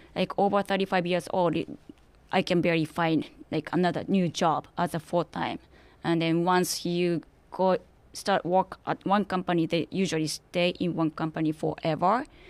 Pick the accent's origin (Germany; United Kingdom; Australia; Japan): Japan; English is a second language; moved away as an adult; now in United States; I was born in Japan in nineteen ninety, no, nineteen seventy-six. So I was there for twenty-one years